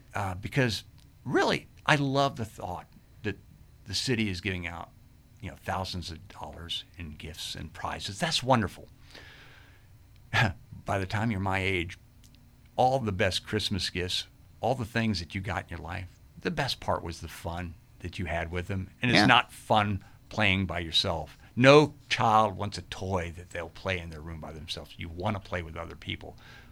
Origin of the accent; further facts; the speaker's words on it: Fredericksburg, United States; And actually, that's how I really talk, because I'm from Fredericksburg.